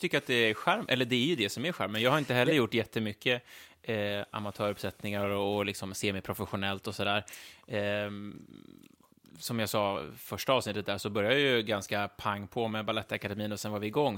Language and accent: Swedish; Stockholm, Stockholm County, Sweden; oss som kommer från Stockholm